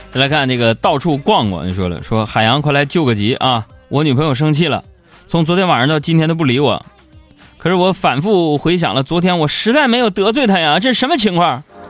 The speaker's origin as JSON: {"language": "Chinese", "region": "Northeast China", "country": "China", "said": "我是个东北人"}